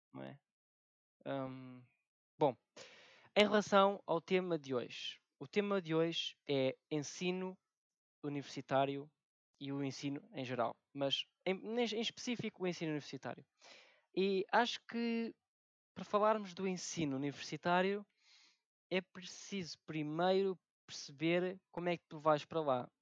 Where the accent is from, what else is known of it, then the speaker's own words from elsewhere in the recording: Alcoentre, Lisbon, Portugal; moved away as an adult; now in Monte da Caparica, Portugal; sou de Alcoentre, que é uma pequena vila que deveria ser uma aldeia no distrito de Lisboa